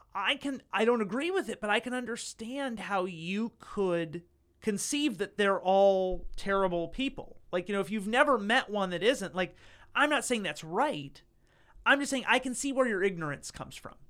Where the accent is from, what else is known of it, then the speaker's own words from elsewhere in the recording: Northeast Ohio, United States; I grew up in a town that's that's uh you know Northeast Ohio